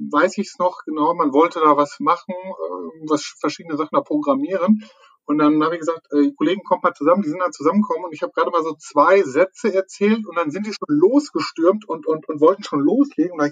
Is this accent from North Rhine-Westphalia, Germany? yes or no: yes; North Rhine-Westphalia, Germany; Also meistens fängt man ja so, so, so also wirklich bin ich Münsterländer, kein Hund, sondern Mensch